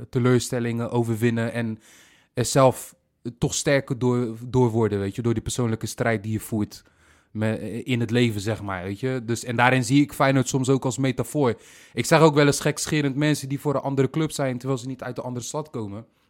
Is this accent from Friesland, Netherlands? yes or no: no; Rotterdam, South Holland, Netherlands; accent: Rotterdam; Rotterdam, de plek waar ik ben geboren en getogen